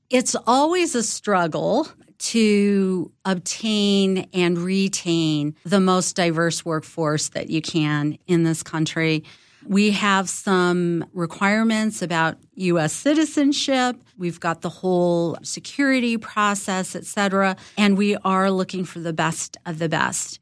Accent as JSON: {"language": "English", "town": "Los Angeles", "region": "California", "country": "United States", "tie": "born or raised there", "said": "I grew up in Los Angeles, third generation Angelino, third generation Mexican American"}